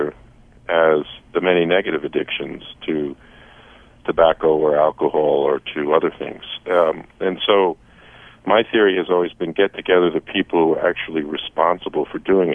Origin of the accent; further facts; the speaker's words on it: Saratoga, United States; my hometown of Saratoga